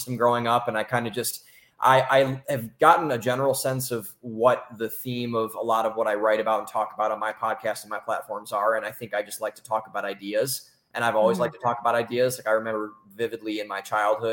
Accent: Cleveland, Ohio, United States; moved away as an adult; also born or lived in Columbus, Ohio / Boston, Massachusetts; now in Austin, United States; I'm from Cleveland, Ohio. Originally, I went to school in Columbus, Ohio

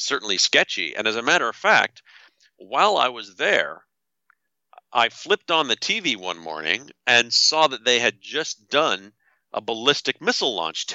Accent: Canada; I'm from Canada. I'm not an American

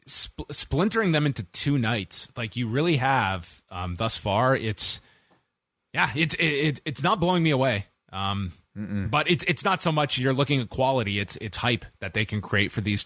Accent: Canada; Shawn Michaels is a legend, a very proud Texan, but as a Canadian, it would be sacrilegious as a fan of Bret Hart to have you as my guest.

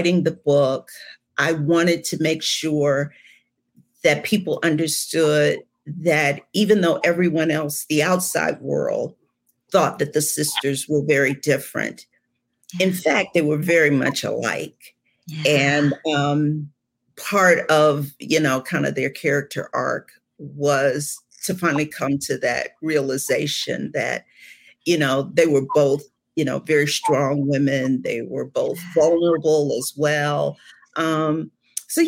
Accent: Cleveland, Ohio, United States; now in Georgia, United States; I'm originally from Cleveland

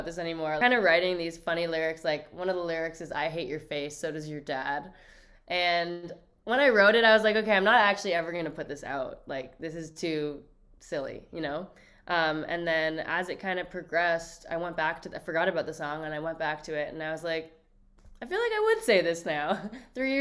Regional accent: Toronto, Ontario, Canada; growing up in Toronto

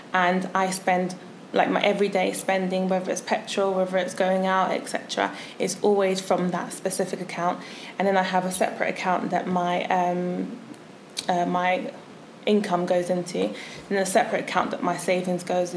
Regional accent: London, United Kingdom; moved away as an adult; now in Bristol, United Kingdom; I am originally from London.

